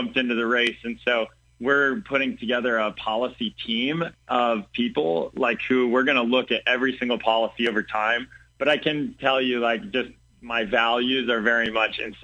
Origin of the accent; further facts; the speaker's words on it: Central Illinois, United States; I grew up here in Central Illinois